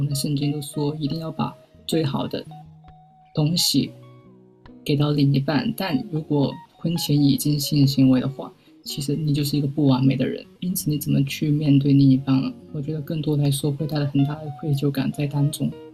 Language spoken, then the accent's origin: Chinese; Guangzhou, Guangdong, China; accent: Cantonese-accented Mandarin (广普); 我是广州人，大家应该能够听得很清楚我的广谱